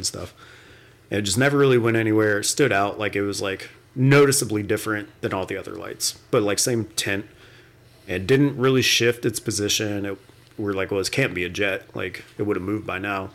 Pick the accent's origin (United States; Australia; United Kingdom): United States; West Palm Beach, Florida; growing up in Florida, we lived in West Palm, which was kind of like center of the state.